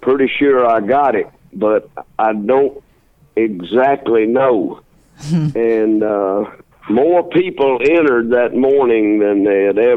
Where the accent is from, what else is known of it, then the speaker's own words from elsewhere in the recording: the South, United States; growing up in the South